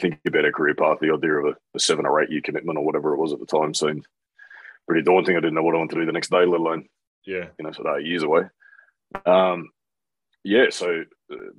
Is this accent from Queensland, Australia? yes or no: no; Canberra, Australian Capital Territory, Australia; born or raised there; also born or lived in New Zealand